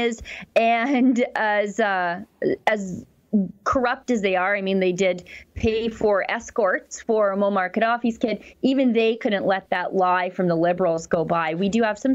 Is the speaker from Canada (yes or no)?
yes; Alberta, Canada; I'm from Alberta